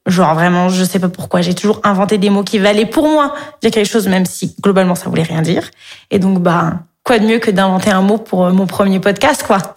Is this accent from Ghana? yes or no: no; Montpellier, Occitania, France; moved away as an adult; also born or lived in Paris; Je viens de Montpellier